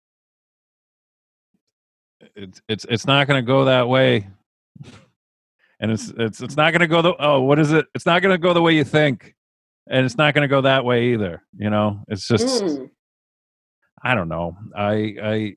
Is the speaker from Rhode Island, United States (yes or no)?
yes; Rhode Island, United States; I'm from Rhode Island